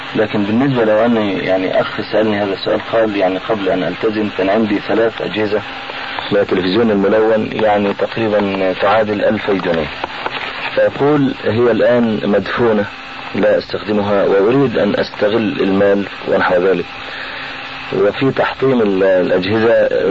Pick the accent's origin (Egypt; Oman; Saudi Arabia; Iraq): Egypt; عندنا في مصر